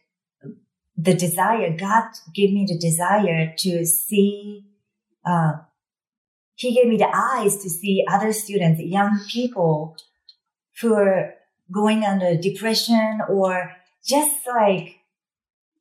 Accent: Japan; also born or lived in Texas; now in United States; as a Japanese

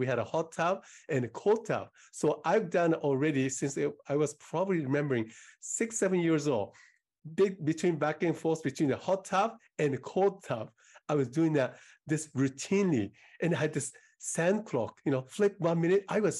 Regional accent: Japan; now in Seattle, United States; So I moved from Japan 34 years ago now, yes, to US in Seattle, Washington, where I reside.

